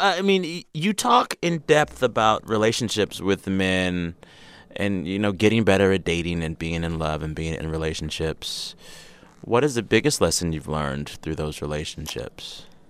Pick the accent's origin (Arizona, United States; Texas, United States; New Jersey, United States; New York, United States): Texas, United States; San Antonio; moved away; I grew up in San Antonio